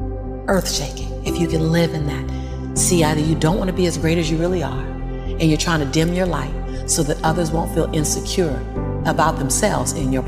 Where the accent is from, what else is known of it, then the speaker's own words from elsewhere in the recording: Los Angeles, California, United States; born and raised in South Central